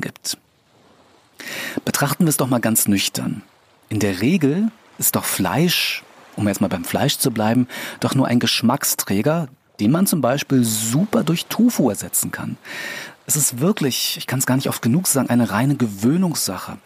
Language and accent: German; Berlin, Germany; als Berliner